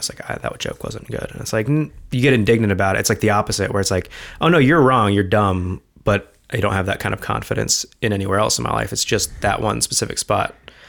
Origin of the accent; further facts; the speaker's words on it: Cincinnati, Ohio, United States; now in New York City, United States; They know I'm from Cincinnati. That almost turns people off. They're like, who? Cincinnati?